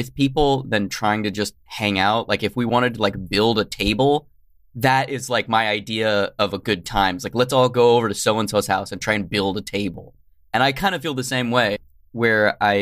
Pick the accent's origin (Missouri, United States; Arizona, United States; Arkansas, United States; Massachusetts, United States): Arizona, United States; Tucson; now in California, United States; I'm originally from Tucson, Arizona